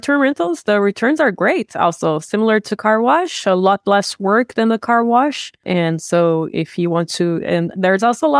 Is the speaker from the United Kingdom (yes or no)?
no; Brazil; I was born and raised in Brazil.